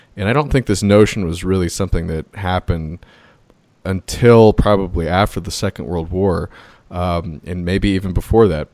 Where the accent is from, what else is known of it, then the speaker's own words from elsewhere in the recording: United States; as an American